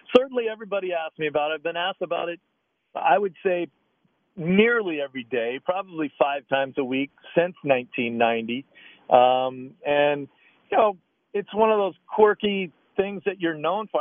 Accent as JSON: {"language": "English", "region": "Oregon", "country": "United States", "tie": "born or raised there", "said": "Growing up in Oregon"}